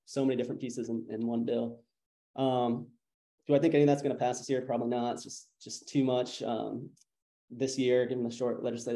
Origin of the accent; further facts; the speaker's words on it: Providence, Rhode Island, United States; moved away as an adult; also born or lived in Washington, D.C.; I'm from Providence, Rhode Island